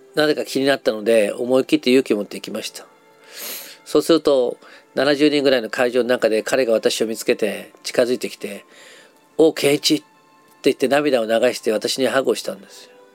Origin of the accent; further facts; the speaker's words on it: Nagasaki, Japan; 長崎出身なので